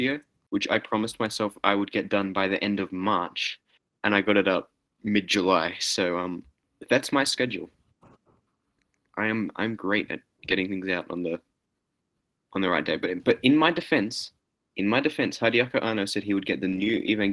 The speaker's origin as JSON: {"language": "English", "country": "Australia", "said": "I am an Australian with Greek heritage"}